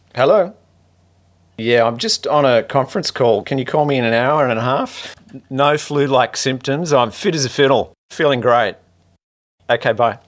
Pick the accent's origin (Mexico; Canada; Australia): Australia; Manly, New South Wales; I grew up in Manly